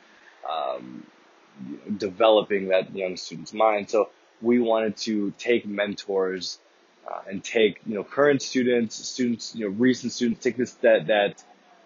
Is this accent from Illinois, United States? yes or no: yes; Chicago, Illinois, United States; I am from Chicago, Illinois